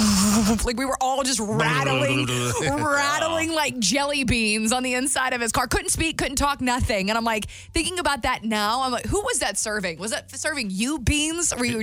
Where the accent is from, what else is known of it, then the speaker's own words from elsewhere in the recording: New Market, Alabama, United States; I'm a white girl from Newmarket, Alabama.